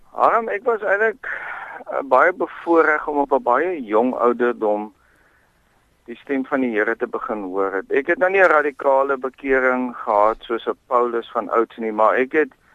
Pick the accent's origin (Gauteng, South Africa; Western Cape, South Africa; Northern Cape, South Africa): Western Cape, South Africa; Bellville; also born or lived in Oudtshoorn / Hopefield; ek het grootgeword in Belwel.